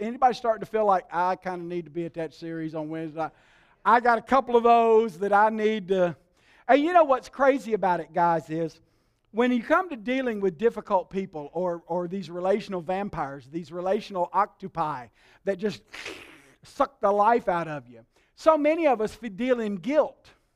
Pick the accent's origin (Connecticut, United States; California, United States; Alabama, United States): Alabama, United States; I was raised in Alabama